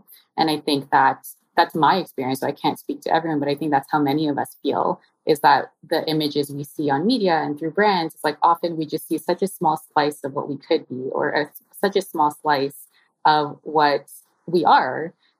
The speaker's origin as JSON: {"language": "English", "country": "Philippines", "lives_now": "Toronto, Canada", "said": "I'm Filipina, of course, and very proud. And I am tuning in today from the indigenous territory of Tikaronto, which is colonially known as Toronto."}